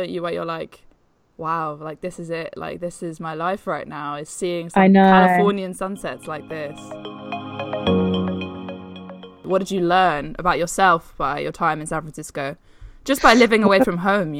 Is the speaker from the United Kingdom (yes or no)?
yes; England, United Kingdom; we are English